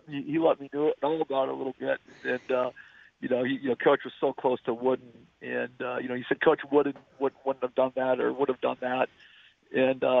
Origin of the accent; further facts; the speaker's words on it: Wisconsin, United States; moved away; growing up in Wisconsin